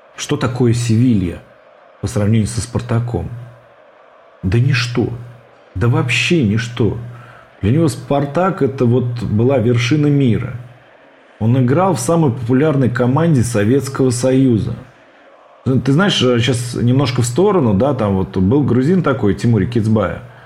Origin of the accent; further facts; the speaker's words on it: Ulyanovsk, Ulyanovsk Oblast, Russia; И в мой родной город, в Ульяновск, переехали только уже перед самым моим рождением.